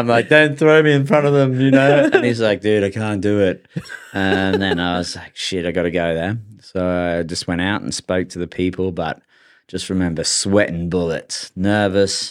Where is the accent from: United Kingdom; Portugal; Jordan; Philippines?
United Kingdom; England; now in Australia; I got born in, you know, pretty good country. England's not that good